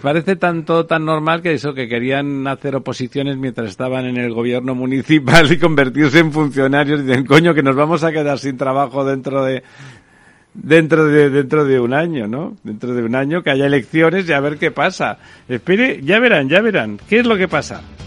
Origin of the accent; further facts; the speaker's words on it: Barcelona, Catalonia, Spain; mi pueblo, de Barcelona